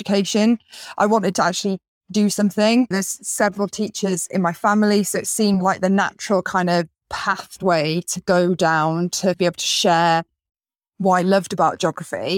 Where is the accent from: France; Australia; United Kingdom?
United Kingdom; West Wales; also born or lived in the Midlands; living where I grew up in West Wales here